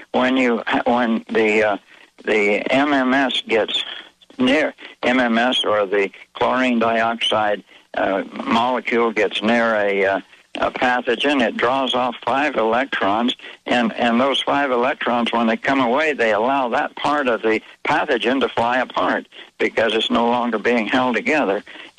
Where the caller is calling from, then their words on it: Mexico; This is Mexico.